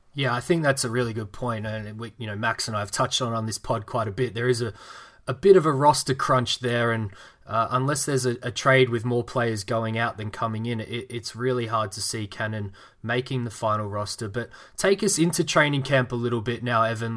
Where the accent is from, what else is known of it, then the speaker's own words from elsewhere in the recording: Melbourne, Victoria, Australia; my hometown team, Melbourne